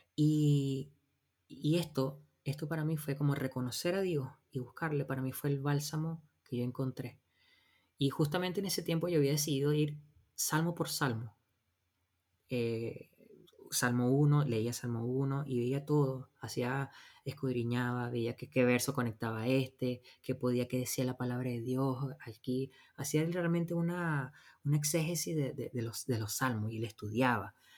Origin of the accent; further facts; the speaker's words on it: Venezuela; moved away as an adult; nosotros nacimos y vivimos en Venezuela, nos casamos en Venezuela